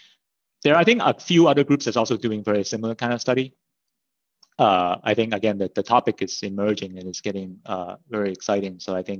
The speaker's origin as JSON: {"language": "English", "country": "Hong Kong", "tie": "born or raised there", "also_born_or_lived": "Canada", "moved": "yes", "said": "I grew up in Hong Kong and then my family immigrated to Canada. So I did my undergraduate studies in Canada in Simon Fraser University."}